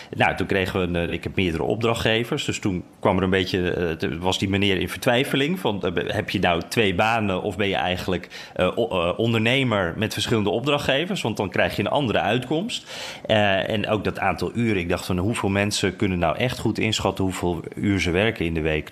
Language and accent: Dutch; Netherlands; moved away; ik uit Nederland kwam